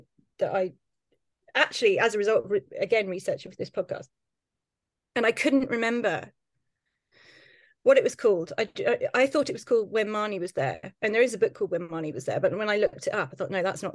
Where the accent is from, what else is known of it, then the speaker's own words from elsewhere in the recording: Tunbridge Wells, South East England, United Kingdom; I grew up in Tunbridge Wells